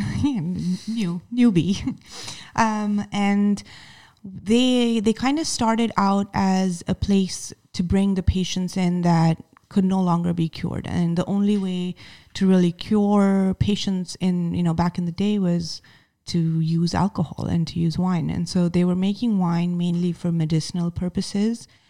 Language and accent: English; Mumbai, Maharashtra, India; moved away; I'm a kid from Mumbai